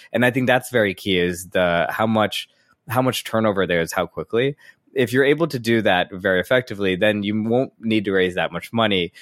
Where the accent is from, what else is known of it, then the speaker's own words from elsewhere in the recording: St. Louis, Missouri, United States; born and raised in Saint Louis, Missouri